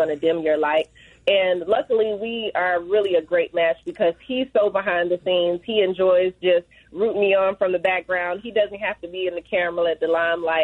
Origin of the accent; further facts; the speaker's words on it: Hinesville, Georgia, United States; now in Atlanta, United States; I'm born and raised in Georgia. I'm a true peach